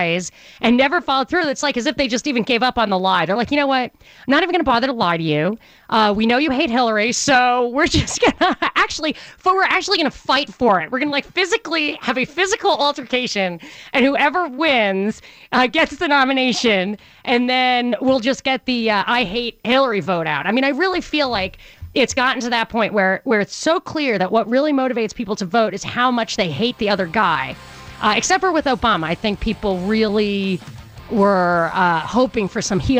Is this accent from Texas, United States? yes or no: no; New York, United States; I grew up in New York